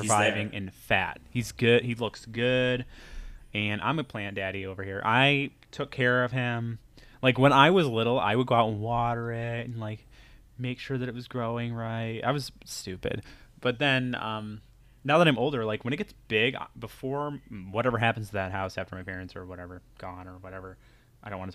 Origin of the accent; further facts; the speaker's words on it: New York, United States; We're from the Northeast, New York